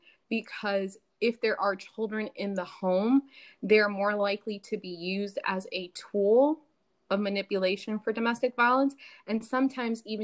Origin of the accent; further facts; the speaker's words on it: Miami, Florida, United States; also born or lived in Chicago; now in Tennessee, United States; I'm from Miami originally, then I moved to Chicago, and now I'm here in Tennessee